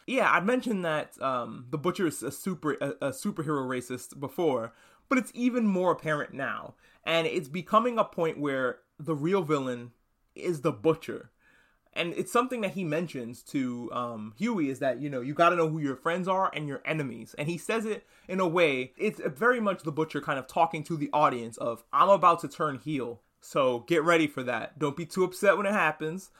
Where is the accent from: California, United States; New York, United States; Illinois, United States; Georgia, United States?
New York, United States; New York City; moved away as an adult; I'm a New Yorker, or formerly a New Yorker. I grew up there, and I lived there until recently